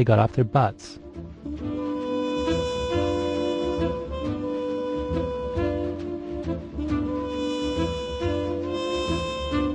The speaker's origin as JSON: {"language": "English", "region": "Ontario", "country": "Canada", "tie": "born or raised there", "also_born_or_lived": "Toronto", "moved": "as an adult", "lives_now": "United States", "said": "I grew up in Canada, in a little farming town an hour and a half outside of Toronto."}